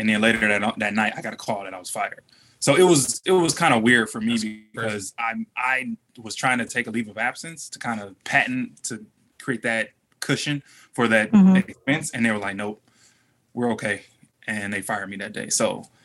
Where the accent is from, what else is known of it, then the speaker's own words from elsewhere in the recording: Detroit, Michigan, United States; we're from Detroit